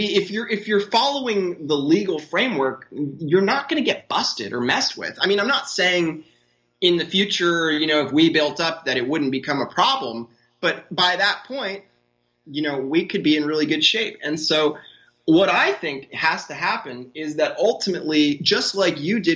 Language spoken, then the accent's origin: English; United States; now in Uruguay; as an American